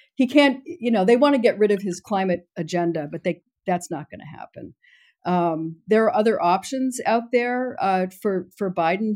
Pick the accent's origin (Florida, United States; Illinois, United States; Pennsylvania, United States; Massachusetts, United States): Massachusetts, United States; Boston; I'm from Boston